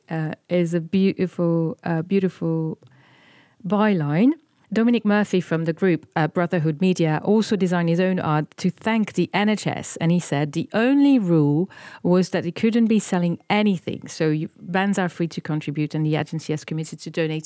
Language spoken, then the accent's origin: English; France; accent: French; this is my French accent coming back.